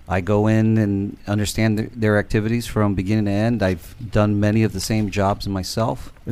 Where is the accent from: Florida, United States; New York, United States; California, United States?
Florida, United States; Miami; moved away; also born or lived in Newark; I was born in Newark and raised in Miami, Florida.